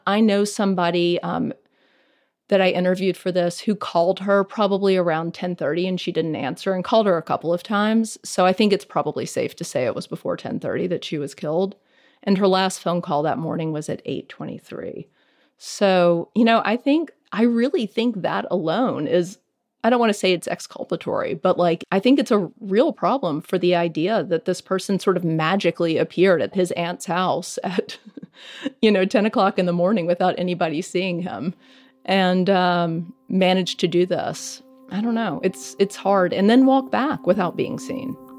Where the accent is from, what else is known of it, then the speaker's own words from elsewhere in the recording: Greenville, Mississippi, United States; moved away; This is my hometown